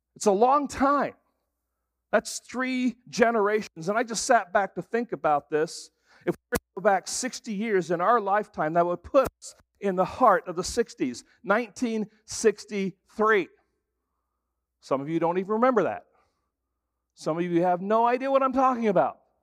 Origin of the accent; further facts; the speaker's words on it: England, United Kingdom; moved away; I grew up in England, and so it was kinda like for me going home